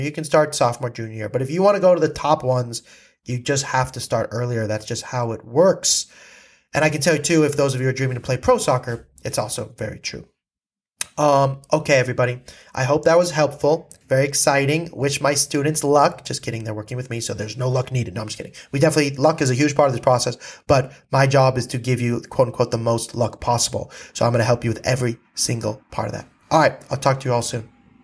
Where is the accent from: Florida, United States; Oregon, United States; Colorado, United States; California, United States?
California, United States; I was from California